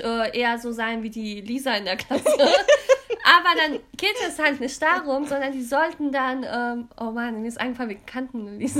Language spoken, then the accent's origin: German; Cologne, North Rhine-Westphalia, Germany; also born or lived in London; ich bin ja hier in Deutschland geboren und auch hier in der Gegend in Köln